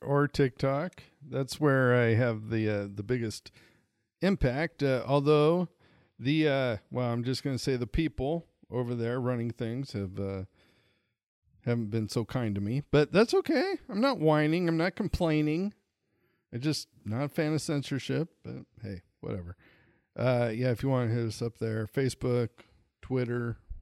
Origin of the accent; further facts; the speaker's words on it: Montana, United States; I'm originally from Montana